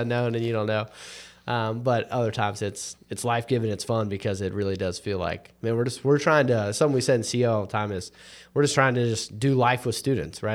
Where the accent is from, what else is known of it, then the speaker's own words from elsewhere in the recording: North Carolina, United States; I'm, I'm not just a Christian 'cause I was born in North Carolina